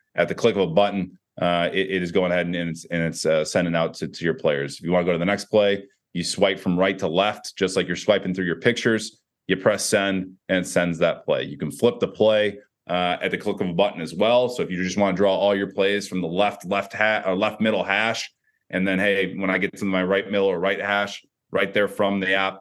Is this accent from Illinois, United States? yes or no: yes; Chicago, Illinois, United States; I'm from Chicagoland area